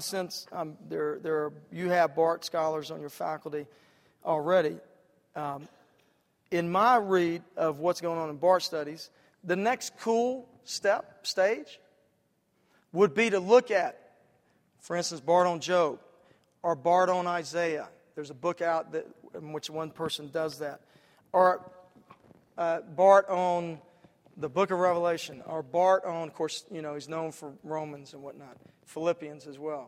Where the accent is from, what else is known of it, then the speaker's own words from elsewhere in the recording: Atlanta, Georgia, United States; In my hometown, back in Atlanta, where I'm pastoring